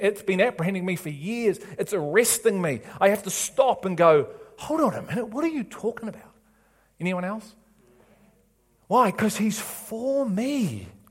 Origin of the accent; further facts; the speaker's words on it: England, United Kingdom; I'm an English